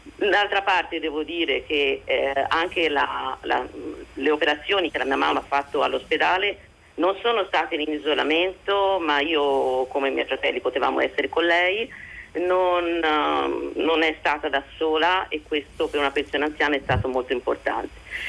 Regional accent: Italy; now in Israel; io non ho eh, assolutamente nessuna eh, cittadinanza israeliana, vengo dall'Italia

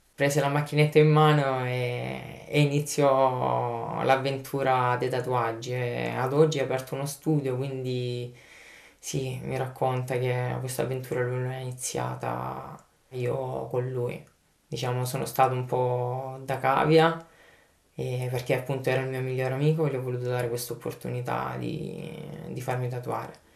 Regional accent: Lecce, Apulia, Italy; moved away as an adult; now in Paris, France; ho 28 anni, vengo da Lecce e mi ritrovo a Parigi per lavoro

